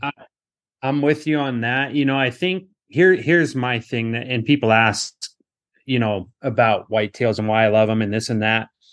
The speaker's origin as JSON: {"language": "English", "region": "Western Washington", "country": "United States", "tie": "born or raised there", "said": "I grew up in Western Washington"}